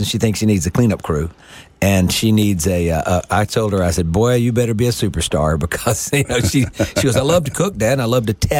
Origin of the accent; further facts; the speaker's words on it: Greenville, Mississippi, United States; accent: Southern; when I grew up in Greenville